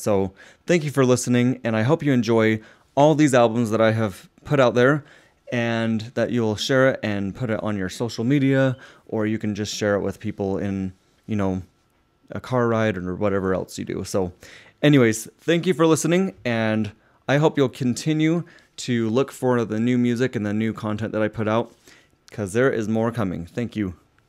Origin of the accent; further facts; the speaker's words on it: Utah, United States; I grew up in Utah